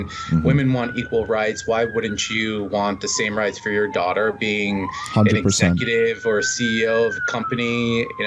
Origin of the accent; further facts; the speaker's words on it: Long Island, New York, United States; moved away; we're Jewish kids from Long Island